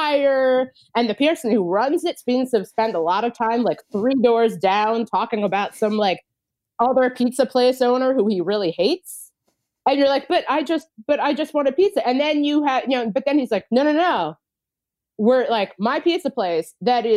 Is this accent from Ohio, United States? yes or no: yes; Cincinnati, Ohio, United States; I grew up in Cincinnati, Ohio.